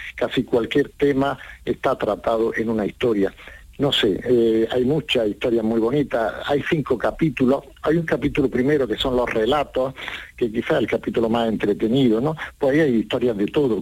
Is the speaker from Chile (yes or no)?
no; Granada, Andalusia, Spain; soy granadino